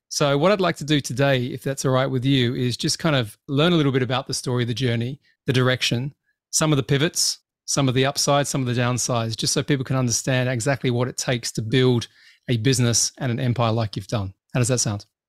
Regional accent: Australia; I grew up in Australia

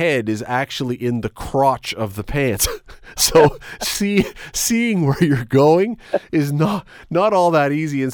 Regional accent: Toronto, Ontario, Canada; when I was a kid, three times growing up in Toronto

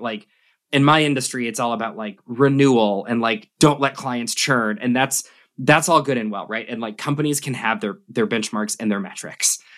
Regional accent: Albuquerque, New Mexico, United States; also born or lived in Sydney, Australia; growing up in New Mexico, where, like, most of the jobs are government

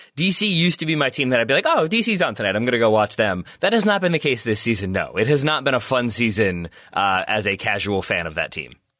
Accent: United States; as an American Man United fan

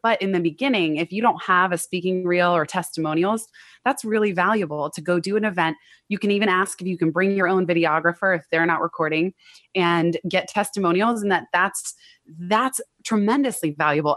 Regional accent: Silicon Valley, California, United States; I grew up in Silicon Valley

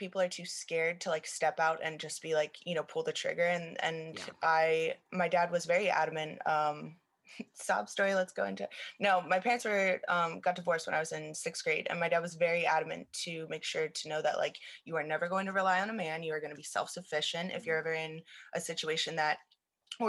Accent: Lancaster, Pennsylvania, United States; moved away as an adult; now in West Chester, United States; I'm originally from Lancaster. I moved out to Westchester

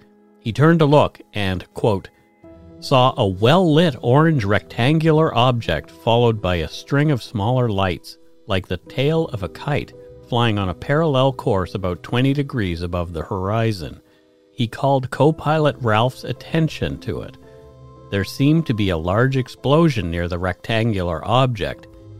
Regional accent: Nova Scotia, Canada; As I grew up on Nova Scotia's South Shore, I am familiar with this story, and people around Bridgewater even claim to have had sightings that night.

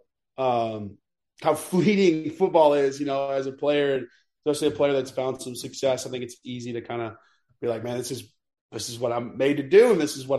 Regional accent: Texas, United States; moved away; also born or lived in Kentucky; I'm a Texan

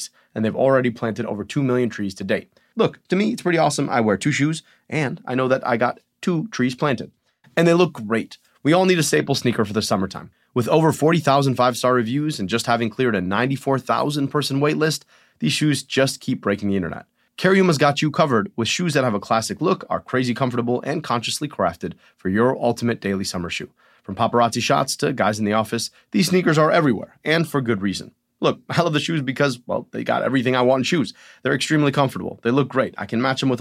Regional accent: Michigan, United States; I'm from Michigan

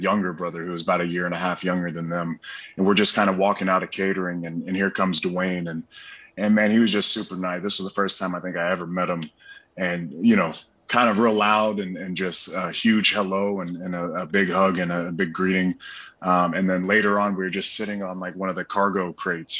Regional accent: Pensacola, Florida, United States; growing up in Pensacola, there's only a couple things to do outside of going to the beach

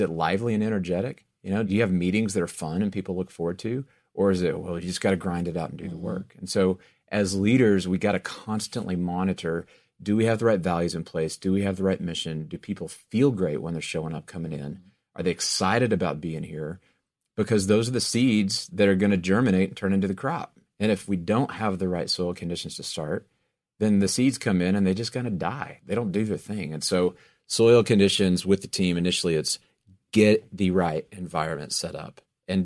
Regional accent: Texas, United States; I'm from West Texas. I grew up in the middle of cotton fields everywhere, right?

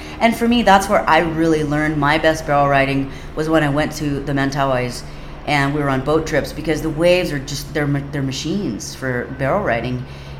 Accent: Kauai, Hawaii, United States; because I grew up on Kauai and I grew up with the Kauai boys, and that's what I was used to doing

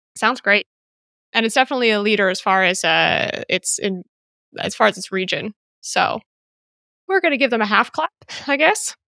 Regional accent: United States; now in Greece; my life is as an American because of all of this? I don't actually live in the States, so it doesn't apply to me, and I'm in Greece

